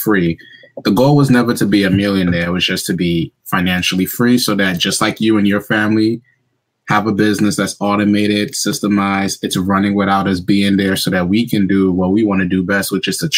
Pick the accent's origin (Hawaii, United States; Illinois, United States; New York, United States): New York, United States; New York City; moved away as an adult; also born or lived in suburbs of Philadelphia, Pennsylvania; now in Pennsylvania, United States; Born and raised in New York, specifically Brooklyn, then grew up in the Bronx.